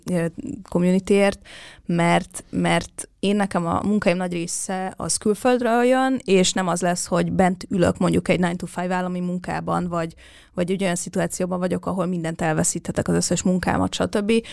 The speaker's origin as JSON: {"language": "Hungarian", "country": "Hungary", "tie": "born or raised there", "moved": "yes", "said": "mégis itt születtem, és itt nőttem fel"}